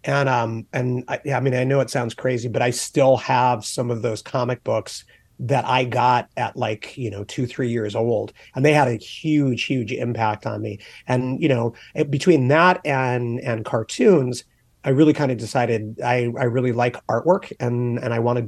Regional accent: England, United Kingdom; also born or lived in Charleston, South Carolina, United States / upstate New York, United States / Germany / Texas, United States; So I was born in Charleston, South Carolina. We lived there for a little while, lived in upstate New York, moved to Germany when I was around 3 years old, and then moved back to upstate New York, moved to Texas, moved to New Jersey, and then I did my high school years in England.

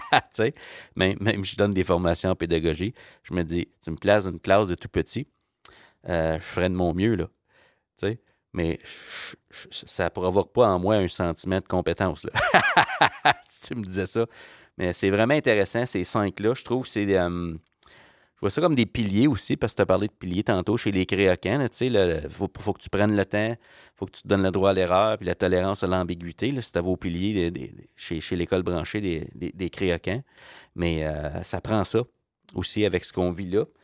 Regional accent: Ontario, Canada; je viens de l'Ontario

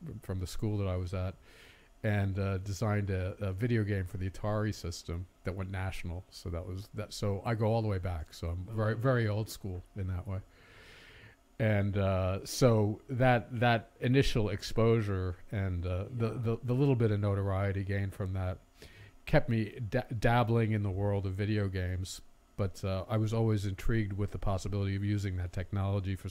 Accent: Saddle Brook, New Jersey, United States; moved away as an adult; now in Los Angeles, United States; I was born in Saddlebrook, New Jersey, in 1960, and grew up

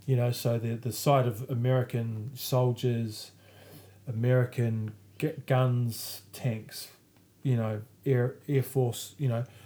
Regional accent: New Zealand; as a Kiwi

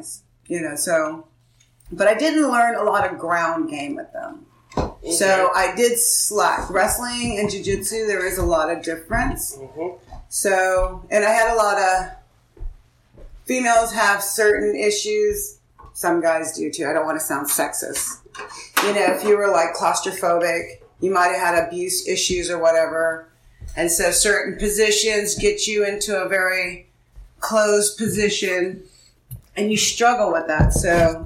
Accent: Oceanside, California, United States; I grew up in San Diego, Oceanside

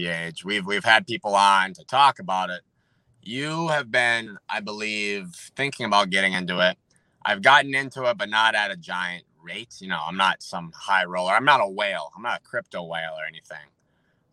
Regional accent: United States; I say we as an American, because I am an American

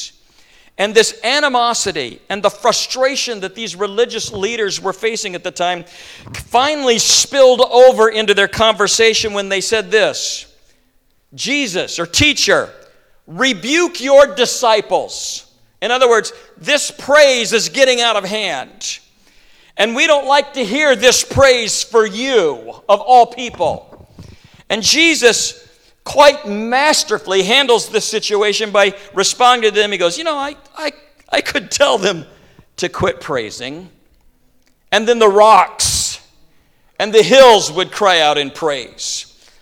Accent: Midwest, United States; I'm a farm kid. I grew up in the Midwest, and I grew up around horses and donkeys

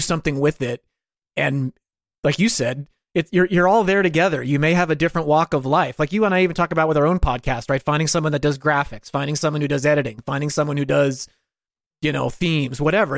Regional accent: New York, United States; every dude I grew up with in New York

